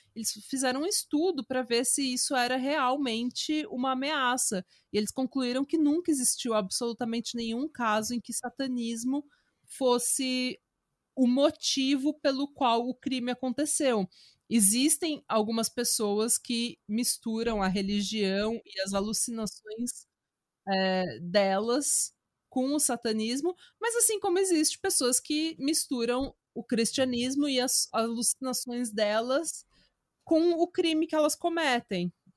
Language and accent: Portuguese; Brazil; moved away as an adult; Morei no Brasil 21 anos, sou brasileira, minha família inteira é brasileira